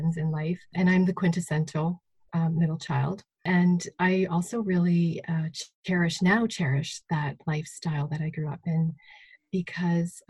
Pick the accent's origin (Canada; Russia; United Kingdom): Canada; Saskatchewan; I grew up not far from here, just sort of on the border of East Central Alberta and Saskatchewan.